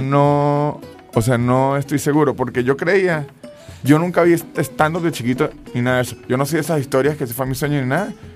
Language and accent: Spanish; San Cristóbal, Táchira, Venezuela; yo soy de San Cristóbal, pero mi familia es finquera